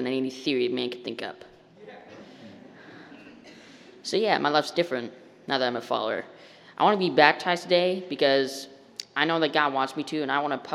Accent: Jenison, Michigan, United States; also born or lived in Bowling Green, Kentucky; My parents moved us to Jensen 10 years ago

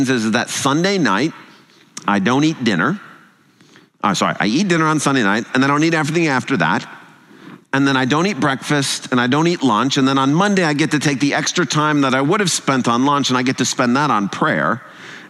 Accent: United States; also born or lived in England; I'm American

